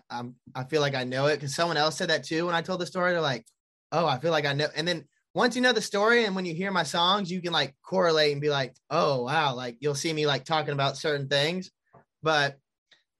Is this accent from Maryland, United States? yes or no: no; Charlotte, North Carolina, United States; I performed at Breakaway Music Festival in Charlotte, like in my hometown